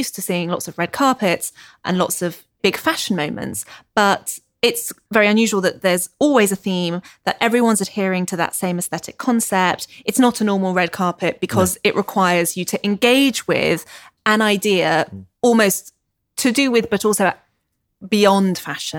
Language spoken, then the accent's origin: English; United Kingdom; Obviously, we love that because we're British.